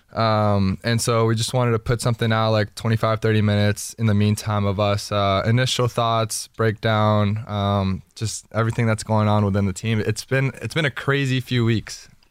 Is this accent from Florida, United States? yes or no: yes; Miami, Florida, United States; growing up in Miami